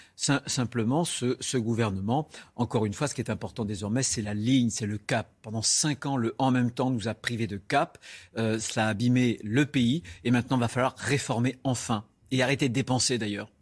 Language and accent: French; Vendée, Pays de la Loire, France; chez moi en Vendée